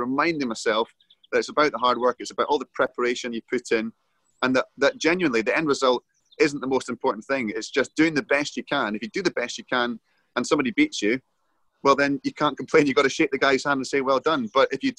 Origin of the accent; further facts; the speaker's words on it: Edinburgh, Scotland, United Kingdom; I was 10 when they came to Edinburgh, and that was my hometown